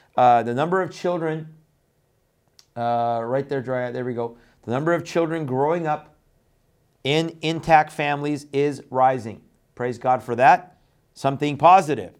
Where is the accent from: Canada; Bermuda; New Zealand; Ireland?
Canada; also born or lived in Iran; I grew up in Canada, uh, after I left Iran.